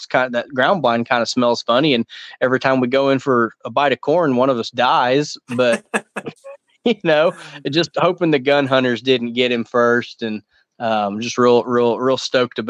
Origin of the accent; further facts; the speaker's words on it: Tulsa, Oklahoma, United States; my hometown range is Tulsa Archery